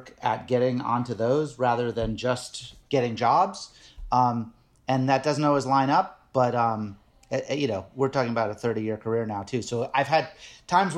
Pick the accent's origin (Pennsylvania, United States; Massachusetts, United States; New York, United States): Massachusetts, United States; Nantucket; I grew up on Nantucket Island.